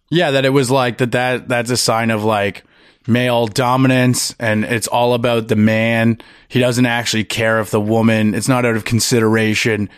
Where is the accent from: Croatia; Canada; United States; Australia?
Canada; Ottawa, Ontario; also born or lived in Sault Ste. Marie; I grew up in Ottawa